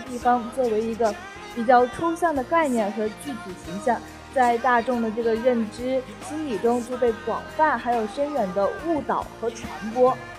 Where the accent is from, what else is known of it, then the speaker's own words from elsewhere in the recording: Hainan, China; 那我是海南的姑娘